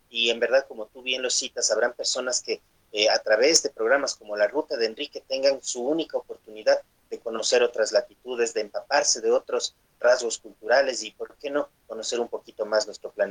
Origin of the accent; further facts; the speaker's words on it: Ecuador; de lo que debemos hacer nosotros como ciudadanos como ecuatorianos para enfrentar los retos que vienen justamente detrás del COVID-19.